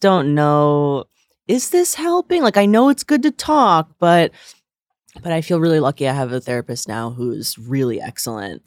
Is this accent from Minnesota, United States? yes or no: no; northern New Jersey, United States; now in New York, United States; I'm from northern New Jersey, but, like, very close by here